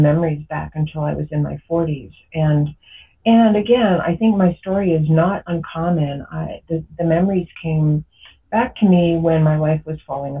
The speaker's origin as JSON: {"language": "English", "region": "New Jersey", "country": "United States", "tie": "born or raised there", "said": "I grew up in New Jersey, and I grew up kind of in a suburban town."}